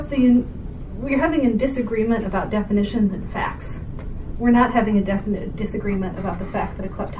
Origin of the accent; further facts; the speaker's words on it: United States; beyond being an American, I have close relatives who voted for Trump. I'm from Trump country.